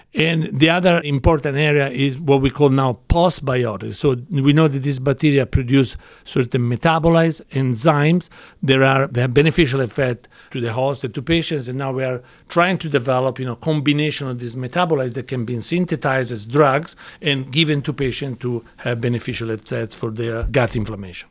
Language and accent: English; Florence, Tuscany, Italy; moved away as an adult; now in United States; I grew up in Florence, Italy